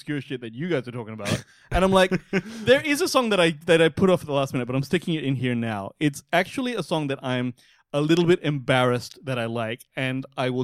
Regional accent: Singapore; I'm from Singapore

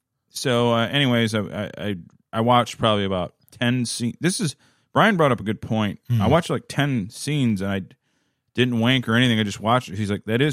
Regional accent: Minneapolis, Minnesota, United States; born there; I am not trafficked. I was born here in Minneapolis.

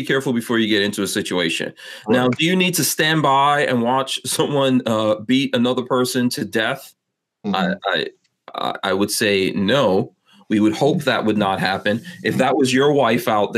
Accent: New York City, New York, United States; moved away; also born or lived in West Palm Beach, Florida; I grew up in New York City

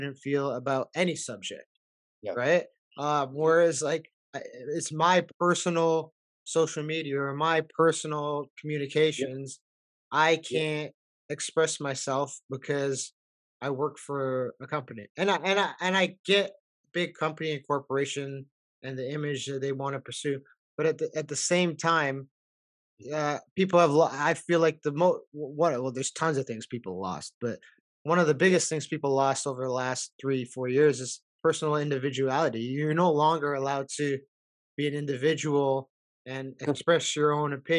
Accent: Canada; I was born and raised here from immigrant parents

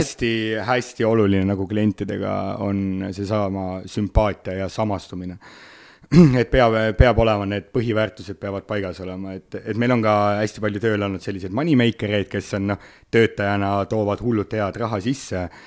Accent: Otepää, Valga County, Estonia; now in Tallinn, Estonia; kui ma olen siin Tallinnas, siis ma olen tallinlane, kui ma olen Otepääl

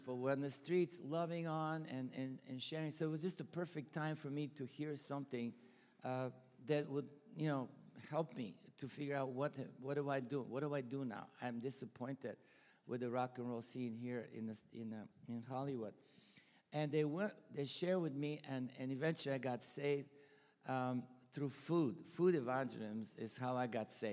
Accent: Bulgaria; accent: Bulgarian; English is a second language; moved away; also born or lived in Texas, United States; I'm Bulgarian, you know. And I'm not Texan, right? You can tell by the accent.

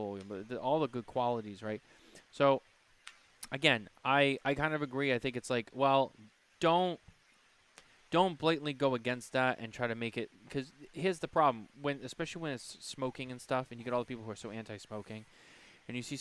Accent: Boston, Massachusetts, United States; I'm from Boston

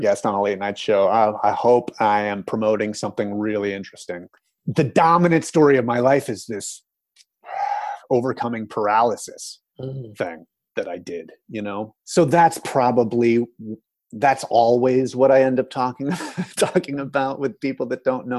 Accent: United States; as an American

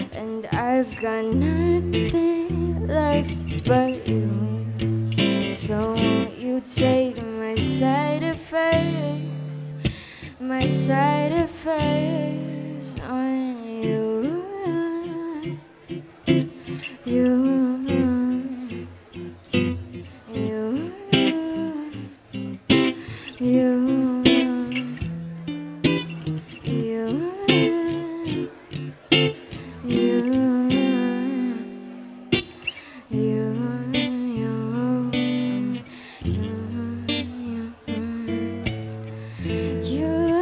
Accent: Hong Kong; now in Los Angeles, United States; I'm originally from Hong Kong, but I live in LA now

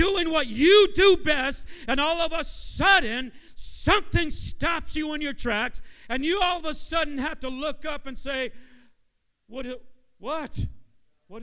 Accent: San Jose, California, United States; now in Manteca, United States; Being from San Jose

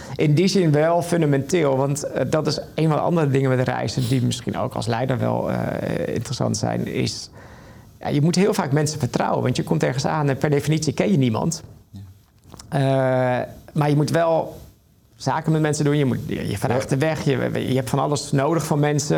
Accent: Netherlands; dan zeg ik Nederland

